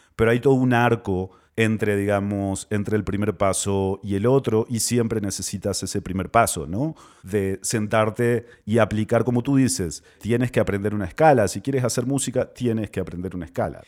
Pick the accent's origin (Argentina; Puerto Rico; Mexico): Argentina; moved away; also born or lived in Peru; desde que me fui de Argentina, obviamente vivía en un montón de lugares